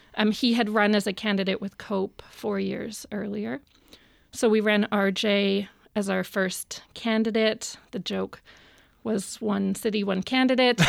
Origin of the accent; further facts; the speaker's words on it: Vancouver, British Columbia, Canada; I grew up in Vancouver